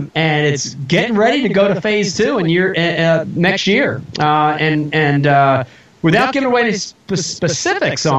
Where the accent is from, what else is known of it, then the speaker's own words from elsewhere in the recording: New Jersey, United States; also born or lived in Philadelphia; I grew up in New Jersey, but I consider Philadelphia my home city